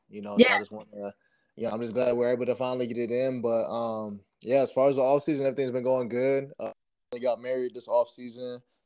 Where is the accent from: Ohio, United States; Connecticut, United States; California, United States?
Ohio, United States; Cleveland; growing up in Cleveland, used to go to games with my dad